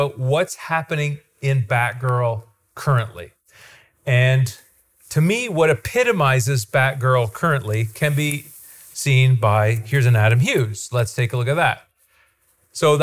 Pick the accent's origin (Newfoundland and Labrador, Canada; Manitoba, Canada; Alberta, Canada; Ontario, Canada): Ontario, Canada; Goderich; I'm from Ontario. And he goes, where are you from? And I say, Goderich